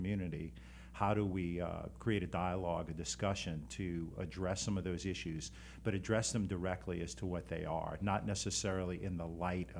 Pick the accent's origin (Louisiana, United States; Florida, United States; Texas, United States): Louisiana, United States; New Orleans; I'm from New Orleans.